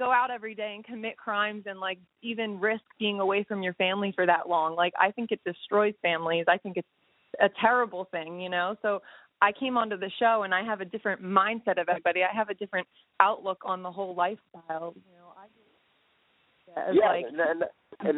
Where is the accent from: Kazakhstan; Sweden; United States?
United States; Pennsylvania; I grew up out here in Pennsylvania because of everything that had happened with my family.